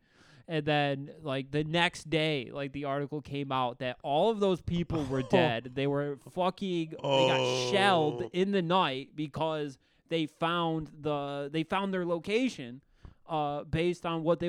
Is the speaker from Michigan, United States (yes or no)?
yes; Dearborn, Michigan, United States; born or raised there